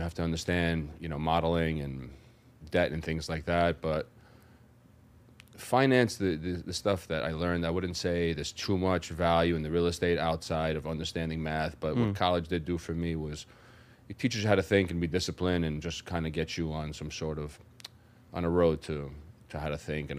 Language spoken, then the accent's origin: English; New York City, New York, United States; So I'm born and raised in Brooklyn, New York. Come from Greek descent, first generation American. Grew up in South Brooklyn.